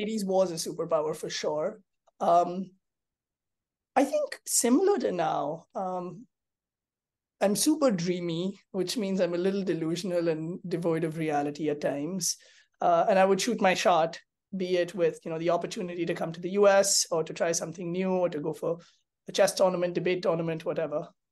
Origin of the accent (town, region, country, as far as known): India